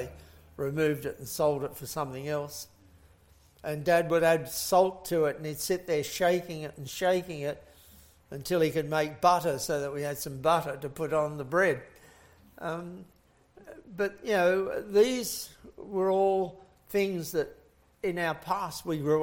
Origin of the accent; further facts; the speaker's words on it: England, United Kingdom; I was born in England in the very middle of the Second World War